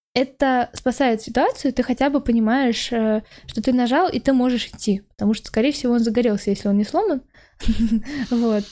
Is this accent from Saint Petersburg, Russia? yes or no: no; Naberezhnye Chelny, Tatarstan, Russia; moved away as an adult; now in Moscow, Russia; я родом из Челнов, поэтому mm там я была целых 18 лет